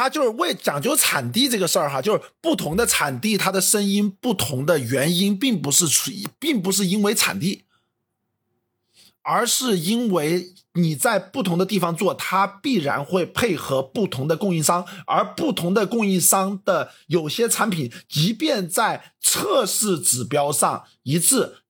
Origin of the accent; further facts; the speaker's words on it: China; 作为中国人来讲的话，我觉得其实中国人是更听话的